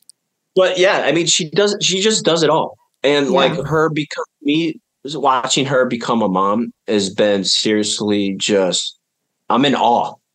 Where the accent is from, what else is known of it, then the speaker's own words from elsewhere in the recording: upstate New York, United States; we lived on top of a mountain in upstate New York